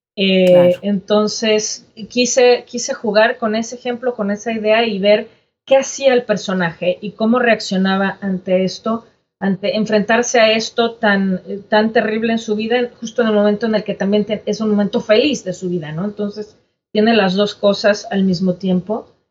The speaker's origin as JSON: {"language": "Spanish", "country": "Mexico", "also_born_or_lived": "United States", "first_language": "Spanish", "moved": "as an adult", "lives_now": "Toronto, Canada", "said": "que haberme ido no me hace menos mexicana"}